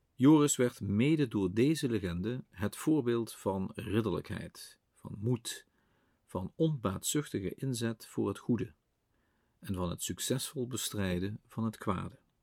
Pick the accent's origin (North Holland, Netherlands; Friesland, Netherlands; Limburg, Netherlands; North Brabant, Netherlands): Limburg, Netherlands; bij ons in Limburg het draaksteken in Bezel